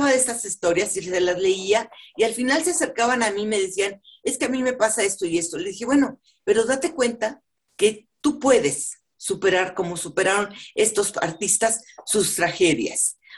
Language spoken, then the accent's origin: Spanish; Oaxaca, Mexico; La primera parte de mi niñez la pasé en Oaxaca, de donde soy nativo